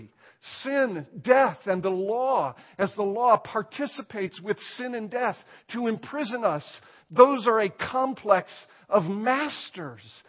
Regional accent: United States; I'm an American.

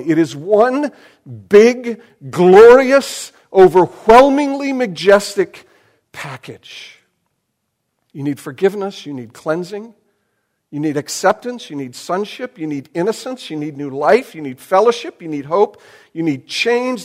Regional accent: United States; I am more American than I am Christian

